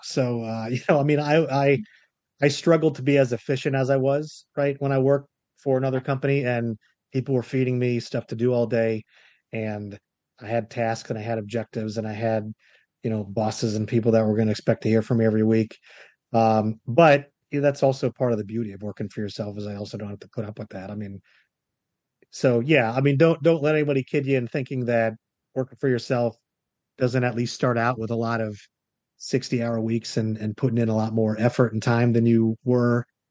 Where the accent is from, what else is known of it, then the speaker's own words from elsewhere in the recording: Florida, United States; moved away as an adult; also born or lived in North Carolina; I was born and raised in Florida. I also went to college here.